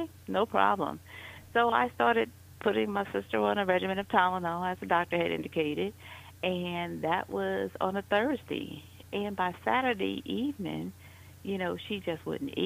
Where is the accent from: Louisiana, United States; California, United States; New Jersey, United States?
Louisiana, United States; New Orleans; moved away as an adult; now in Atlanta, United States; I'm originally from New Orleans, and I've been in the Atlanta area for the last 15 years.